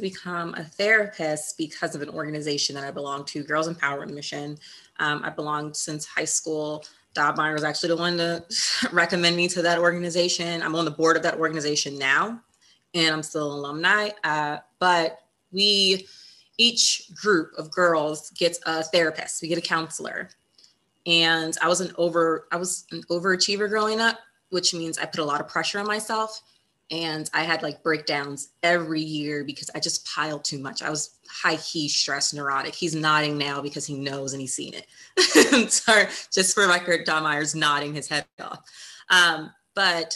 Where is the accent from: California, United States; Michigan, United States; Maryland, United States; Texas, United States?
Maryland, United States; Essex; I grew up in Essex, Maryland. So that's in Baltimore County.